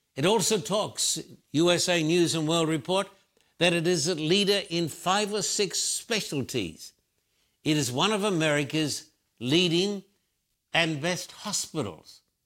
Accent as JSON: {"language": "English", "country": "Australia", "tie": "born or raised there", "moved": "as an adult", "lives_now": "United States", "said": "I've lived in the United States for thirty-five years, born and bred in Australia."}